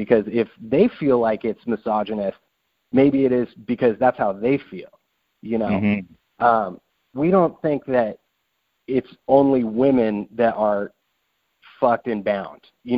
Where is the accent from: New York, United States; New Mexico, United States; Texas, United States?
New Mexico, United States; now in Seattle, United States; I'm from New Mexico originally